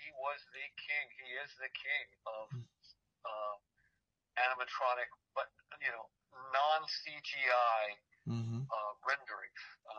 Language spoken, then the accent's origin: English; Monrovia, California, United States; I grew up in Monrovia, California, and it was 30% African American.